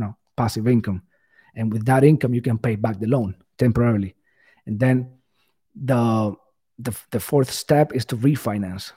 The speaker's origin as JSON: {"language": "English", "country": "Cuba", "second_language": "English", "moved": "yes", "said": "English is not my first language, so, you know, I, I'm Cuban, I came from Cuba, I had to learn the language"}